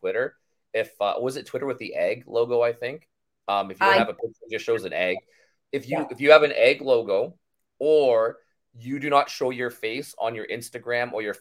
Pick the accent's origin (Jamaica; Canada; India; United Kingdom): Canada; I'm Canadian, I live in Canada